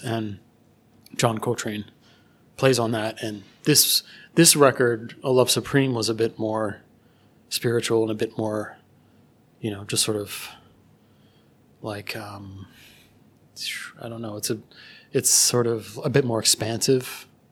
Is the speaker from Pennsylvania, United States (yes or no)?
yes; Philadelphia, Pennsylvania, United States; I grew up in Philadelphia